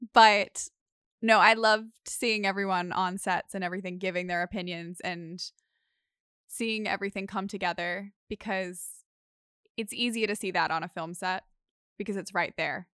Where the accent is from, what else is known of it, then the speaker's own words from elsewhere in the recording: Sydney, New South Wales, Australia; I've grown up here. I've lived on the northern beaches of Sydney my entire life